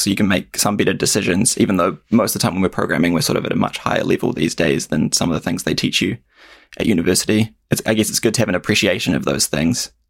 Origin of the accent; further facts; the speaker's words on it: Kaiapoi, Canterbury, New Zealand; also born or lived in Christchurch, New Zealand; I grew up in a, a smaller town out, outside of Christchurch called Kaiapoi